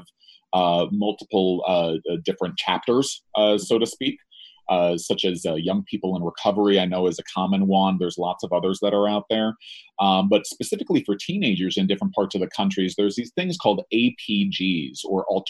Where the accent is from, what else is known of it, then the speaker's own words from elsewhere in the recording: New Jersey, United States; I'm from New Jersey